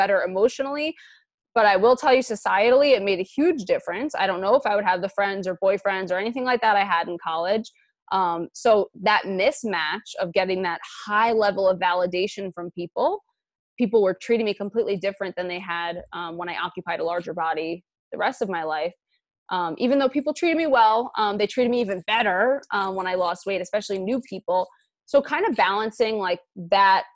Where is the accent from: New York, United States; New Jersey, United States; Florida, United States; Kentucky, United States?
New York, United States; New York City; I grew up in Queens, New York. NYC, I'm a native New Yorker, and where I grew up, I was always in a larger body